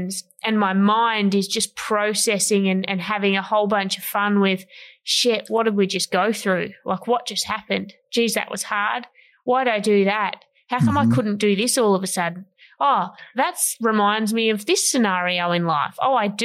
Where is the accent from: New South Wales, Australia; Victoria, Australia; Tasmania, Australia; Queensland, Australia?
Tasmania, Australia; Ulverstone; my Tassie people